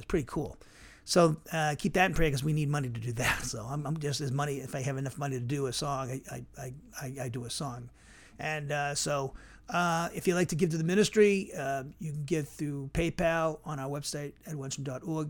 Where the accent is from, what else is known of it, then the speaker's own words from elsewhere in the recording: Norwood, Massachusetts, United States; moved away; also born or lived in Cedar Rapids, Iowa; my hometown, in Norwood, Massachusetts